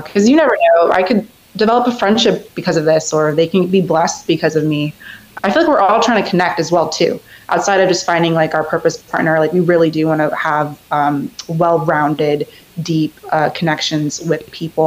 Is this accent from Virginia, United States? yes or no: yes; Reston, Virginia, United States; I'm from Northern Virginia, specifically in Reston